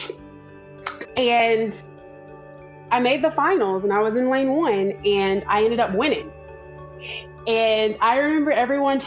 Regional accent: Georgia, United States; I am from Georgia

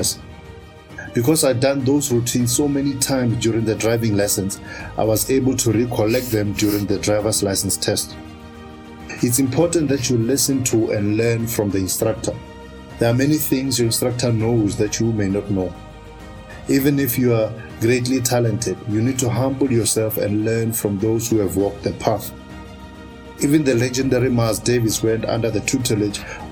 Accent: Polokwane, Limpopo, South Africa; my hometown of Polokwane and I was 16 years old

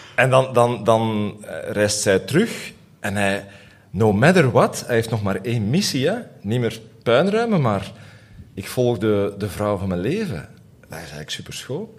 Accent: Aalst, Flanders, Belgium; ik groeide op in Aalst.

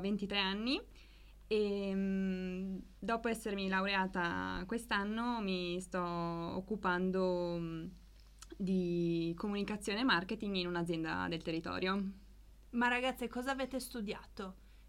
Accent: Resia, Friuli-Venezia Giulia, Italy; Vivo a Resia e ho sempre vissuto a Resia

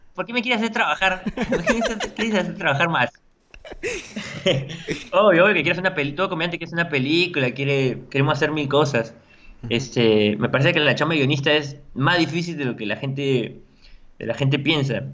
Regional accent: La Paz, San Miguel, Lima, Peru; Tengo gente de mi barrio, yo, eh, yo soy de La Paz, de San Miguel

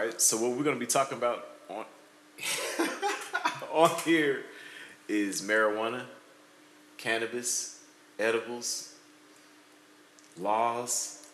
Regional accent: Atlanta, Georgia, United States; moved away as an adult; now in Portland, United States; I'm originally from Atlanta, Georgia, and we live out here on the West Coast now in Portland

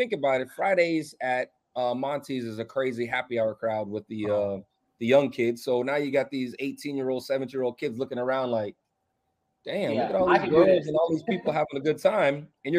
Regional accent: Bahamas; moved away; also born or lived in Palm Beach, United States; You know, I was from Bahamas, moved to Palm Beach. I like sun, and that's my thing, you know.

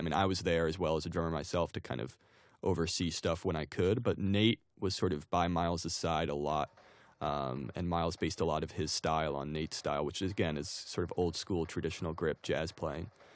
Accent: New Jersey, United States; I grew up in New Jersey

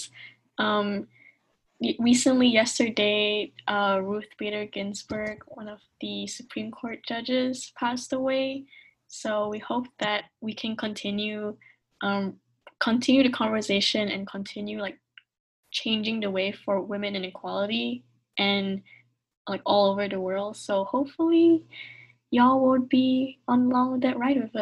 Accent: Malaysia; moved away as an adult; now in United States; I'm Malaysian Chinese, so my ancestors came from China, and they migrated to Malaysia, and I've been born there, I was raised there, and then I came here to study in the States

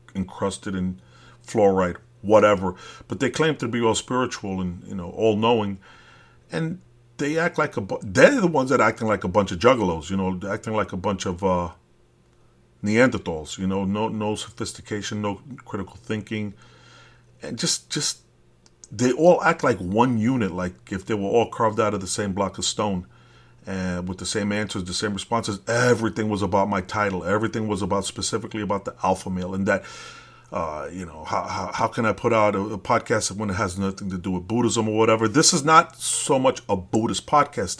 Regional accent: New York City, New York, United States; moved away as an adult; I am from Brooklyn. I left it when I was thirty years old, so I'm a real Brooklyn dude.

